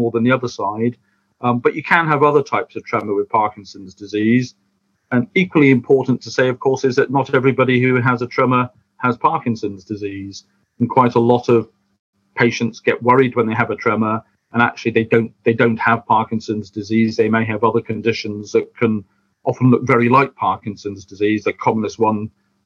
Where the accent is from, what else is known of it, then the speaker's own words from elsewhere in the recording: United Kingdom; we're British